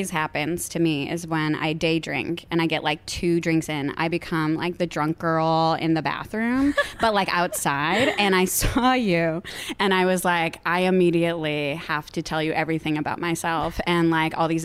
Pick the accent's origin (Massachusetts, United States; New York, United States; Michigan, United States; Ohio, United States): Ohio, United States; Cleveland; moved away as an adult; also born or lived in Boston; now in Los Angeles, United States; I grew up in the Midwest. Yes in Cleveland, Ohio.